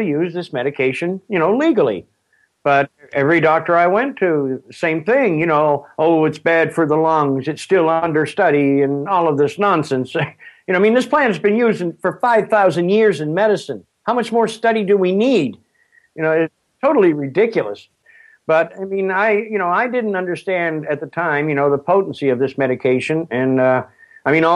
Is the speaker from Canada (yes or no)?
yes; Springhill, Nova Scotia, Canada; I was born just outside of Spring Hill, Nova Scotia